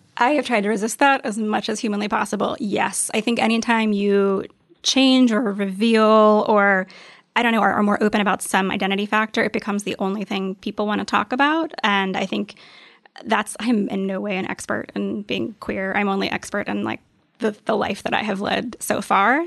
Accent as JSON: {"language": "English", "region": "the South", "country": "United States", "tie": "born or raised there", "said": "I grew up in the South, and it's just not a super friendly place to be queer."}